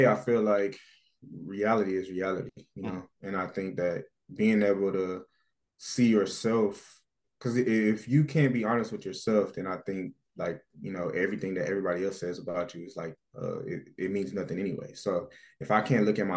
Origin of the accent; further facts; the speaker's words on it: United States; moved away as an adult; now in Canada; as an American player